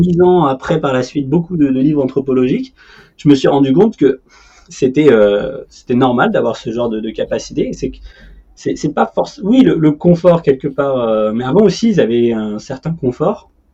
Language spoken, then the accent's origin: French; Paris, Île-de-France, France; en tant que Parisien